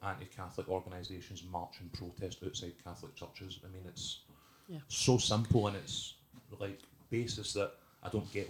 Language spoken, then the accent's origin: English; Scotland, United Kingdom